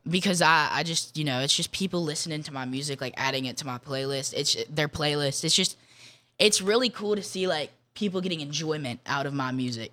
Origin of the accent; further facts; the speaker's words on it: Jackson, Mississippi, United States; my hometown